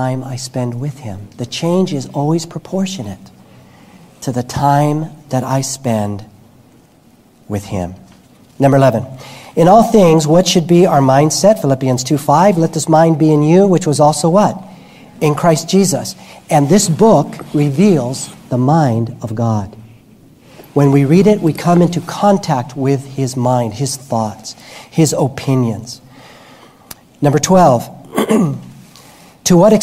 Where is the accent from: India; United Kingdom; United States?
United States; New York; I'm Cuban background. I'm a tofu Cuban. I was born in Manhattan, but my parents are Cuban.